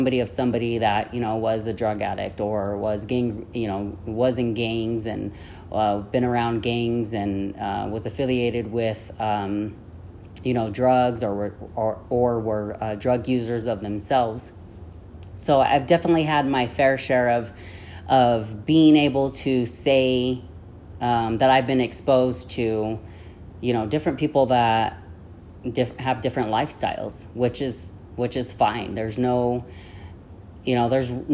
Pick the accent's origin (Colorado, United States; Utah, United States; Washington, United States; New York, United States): Utah, United States; Ogden; also born or lived in Yuma, Arizona; I grew up in Utah for most of my life. So I lived in the root of Ogden.